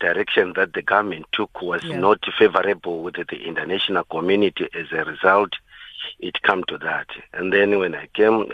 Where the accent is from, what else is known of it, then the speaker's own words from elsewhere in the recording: Zimbabwe; moved away as an adult; now in South Africa; I was born in Zimbabwe